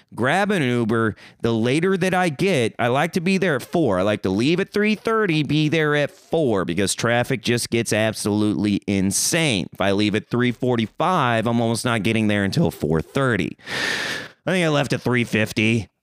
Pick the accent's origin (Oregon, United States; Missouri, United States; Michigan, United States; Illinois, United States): Missouri, United States; Springfield; moved away; I'm coming from Missouri, baby. Springfield Mo